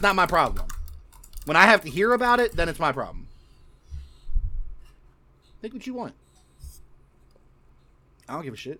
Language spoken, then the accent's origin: English; United States; I'm American